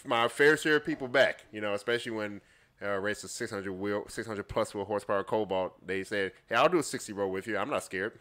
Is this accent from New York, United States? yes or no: no; Chicago, Illinois, United States; moved away; I'm originally from the Chicagoland area.